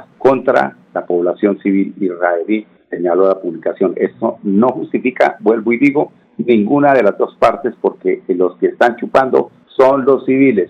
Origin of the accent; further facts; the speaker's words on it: Colombia; todos somos colombianos